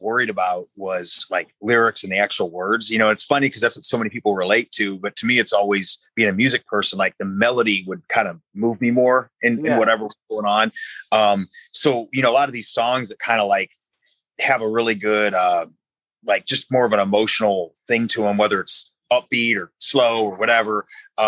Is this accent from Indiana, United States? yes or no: yes; Valparaiso, Indiana, United States; moved away; where I grew up in Valparaiso up in Indiana